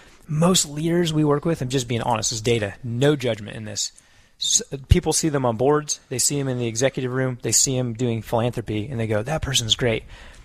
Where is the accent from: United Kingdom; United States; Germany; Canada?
United States; New Mexico; So as my family and I just started building a house here in Southwest Florida. We're from New Mexico, by way of memory, and we were literally Abrahamically called down to Southwest Florida.